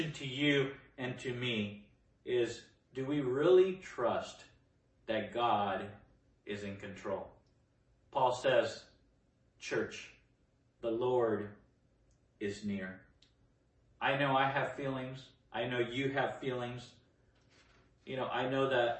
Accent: Nicaragua; now in United States; I come from Nicaragua, a war-torn place. I came here during the Civil War

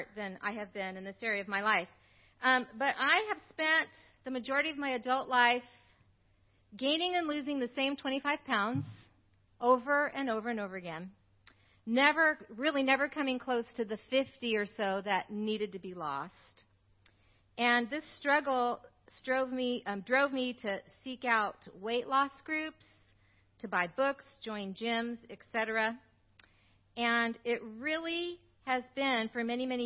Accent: United States; I grew up in America

